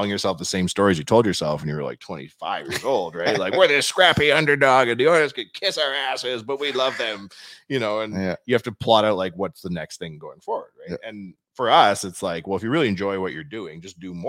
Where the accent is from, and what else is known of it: Canada